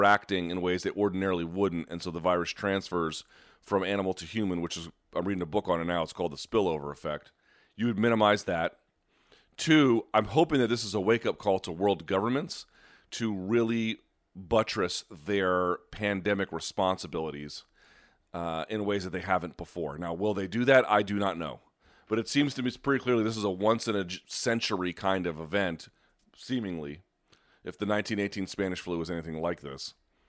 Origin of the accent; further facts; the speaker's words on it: Australia; In my home country, the biggest sport by attendance and interest is Australian rules football